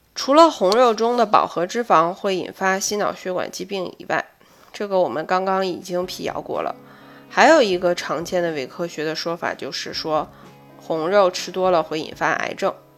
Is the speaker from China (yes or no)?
yes; China; 我们中国人的饮食习惯